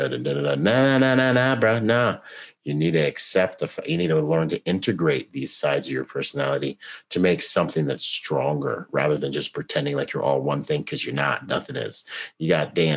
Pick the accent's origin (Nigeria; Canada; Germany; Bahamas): Bahamas; I'm from the Bahamas